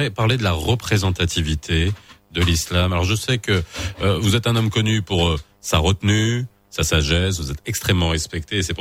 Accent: Morocco; en tant que musulman, en tant que marocain, je me dis, c'est pas possible.

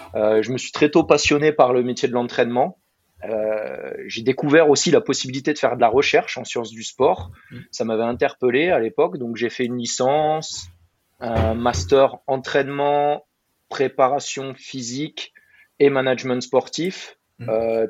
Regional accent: Burgundy, Bourgogne-Franche-Comté, France; moved away as an adult; also born or lived in Dijon; now in Marcoussis, France; Je suis né en Bourgogne, j'ai grandi en Bourgogne, en pleine campagne

